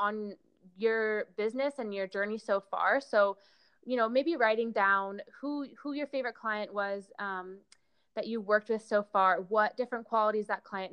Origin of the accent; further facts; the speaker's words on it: California, United States; moved away; my hometown in California